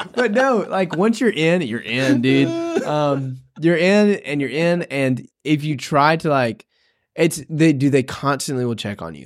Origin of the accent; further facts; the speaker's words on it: Tennessee, United States; moved away as an adult; we're originally from Tennessee